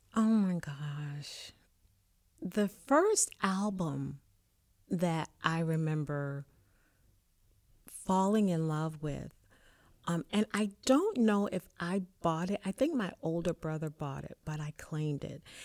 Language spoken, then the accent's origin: English; Richmond, Virginia, United States; I am from Richmond, Virginia